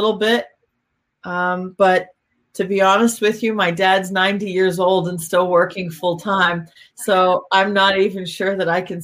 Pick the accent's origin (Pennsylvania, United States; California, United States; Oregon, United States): Pennsylvania, United States; also born or lived in Miami; now in North Carolina, United States; I grew up in Pennsylvania